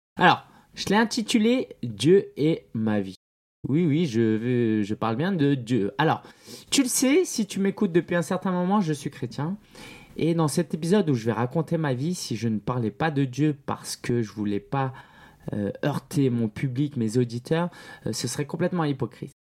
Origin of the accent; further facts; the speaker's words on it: France; also born or lived in China; je suis né en France dans une famille chinoise et en fait à la maison c'était pas mal la Chine